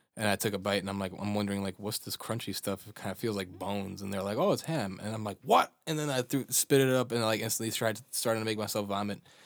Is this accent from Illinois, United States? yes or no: yes; Chicago, Illinois, United States; accent: American; first language Bosnian; English is a second language; born and raised in Chicago to Bosnian parents